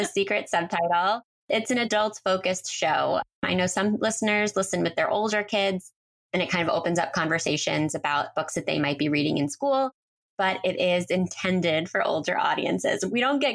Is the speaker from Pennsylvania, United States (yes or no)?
yes; Philadelphia, Pennsylvania, United States; moved away as an adult; also born or lived in New York City; I'm from the Philadelphia area